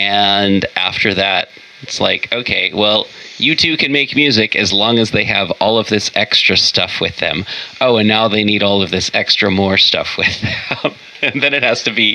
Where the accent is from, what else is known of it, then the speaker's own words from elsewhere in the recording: Portland, Oregon, United States; the music stations I heard growing up in Portland were like soft rock